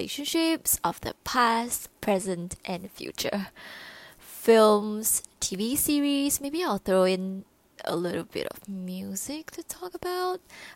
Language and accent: English; Singapore